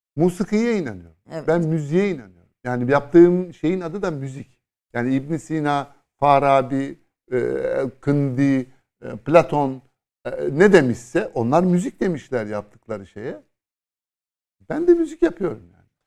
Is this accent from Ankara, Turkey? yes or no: no; Istanbul, Turkey; bir İstanbullu olarak